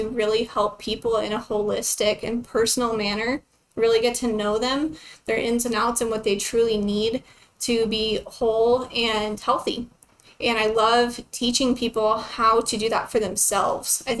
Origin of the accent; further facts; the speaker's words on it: Lubbock, Texas, United States; I'm originally from Lubbock, Texas, so born and raised